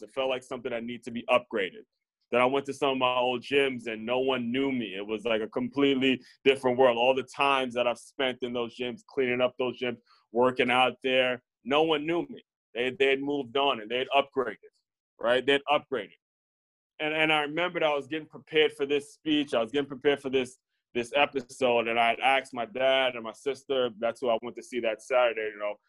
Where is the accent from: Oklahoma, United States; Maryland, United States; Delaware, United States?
Maryland, United States; Silver Spring; moved away; my hometown of Silver Spring, Maryland